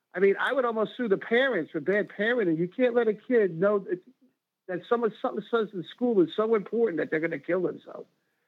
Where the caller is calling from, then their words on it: New Jersey, United States; … from New Jersey.